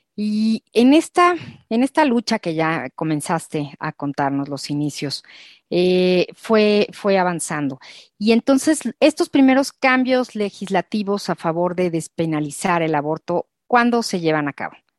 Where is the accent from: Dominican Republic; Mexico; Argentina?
Mexico